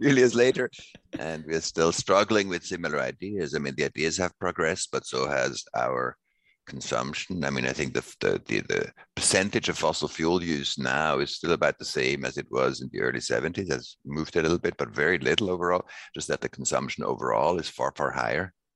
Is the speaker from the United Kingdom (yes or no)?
no; Switzerland; I grew up in Switzerland and I was born in 62.